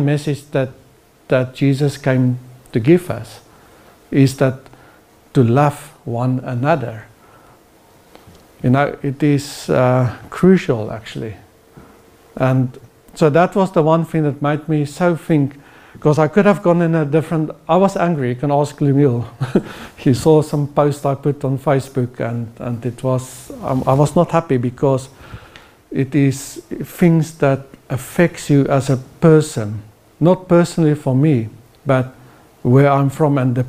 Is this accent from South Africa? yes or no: yes; South Africa; now in Norway; as a South African